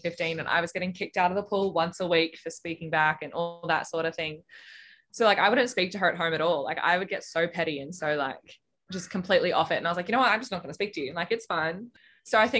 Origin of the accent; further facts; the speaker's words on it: Australia; I'm a swimmer from Australia